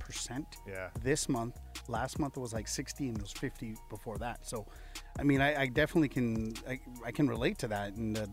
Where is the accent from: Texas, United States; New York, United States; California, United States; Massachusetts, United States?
California, United States; Ventura; also born or lived in India; I grew up in Ventura my whole life. I was here since preschool.